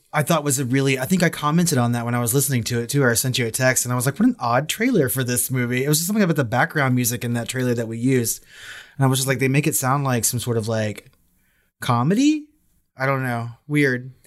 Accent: United States; I'm American

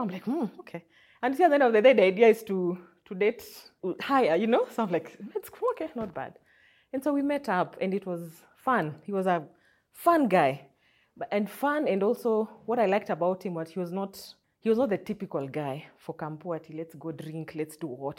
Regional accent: Butere, Kakamega County, Kenya; also born or lived in Nairobi; now in Kakamega, Kenya; I come from Kakamega County, specifically a village called, in Butere, a village called Eshisheu

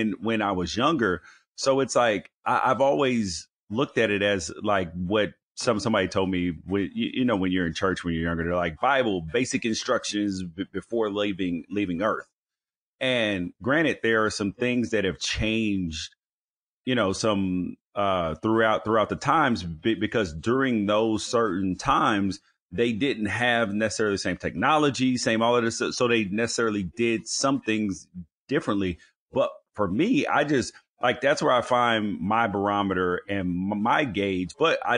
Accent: Memphis, Tennessee, United States; I grew up in Memphis in a Baptist church

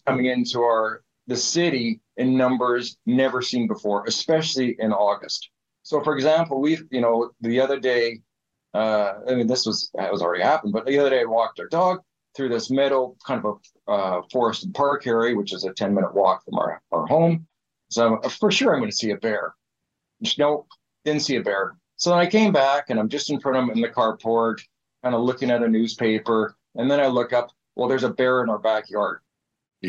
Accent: Calgary, Alberta, Canada; now in Prince George, Canada; I grew up in Calgary

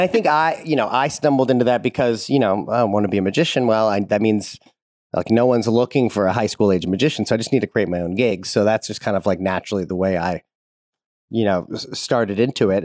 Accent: St. Louis, Missouri, United States; I grew up in Saint Louis, Missouri

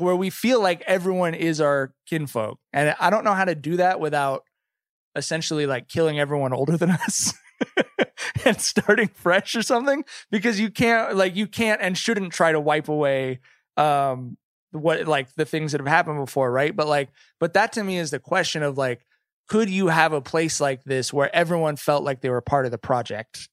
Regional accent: California, United States; growing up in California

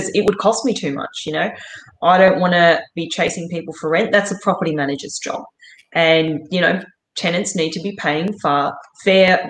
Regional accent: Australia; being Australian, we're Aussies

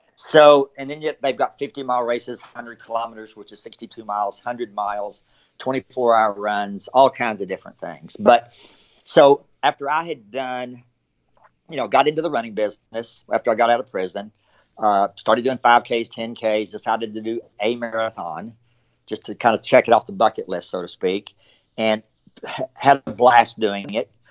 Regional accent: Abilene, Texas, United States; now in Frisco, United States; I grew up in Abilene. I've lived there my entire life.

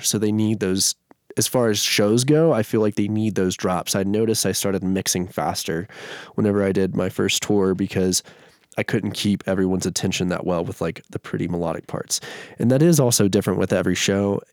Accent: Shreveport, Louisiana, United States; now in Denver, United States; Shreveport, Louisiana, it's like northwest Louisiana, about three hours from Dallas

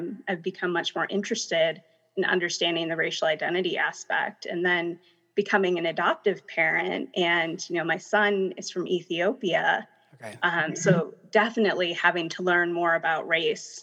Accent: Minnesota, United States; moved away as an adult; also born or lived in India; now in Denver, United States; I came here, I grew up in Minnesota for the most part

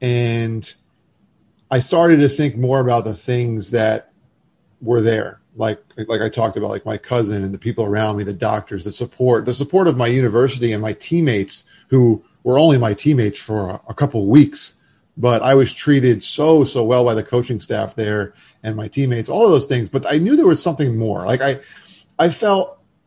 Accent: Florida, United States; moved away; I was from Florida and had moved back for grad school

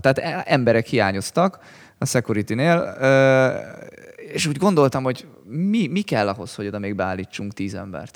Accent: Hungary

